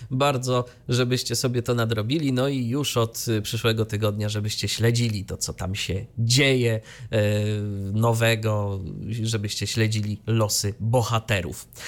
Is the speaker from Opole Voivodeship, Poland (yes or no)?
no; Iława, Warmian-Masurian Voivodeship, Poland; ale tam w odcinku wigilijnym było nawiązanie do mojego rodzinnego miasta.